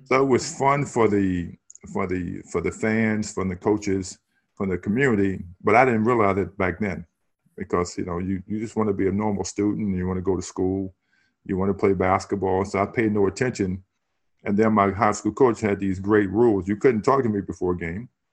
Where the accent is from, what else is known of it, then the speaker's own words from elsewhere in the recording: Harrisonburg, Virginia, United States; growing up in Harrisonburg, it was a small city